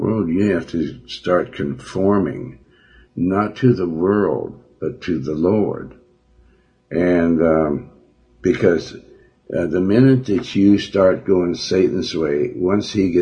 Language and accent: English; Billings, Montana, United States; I'm from Montana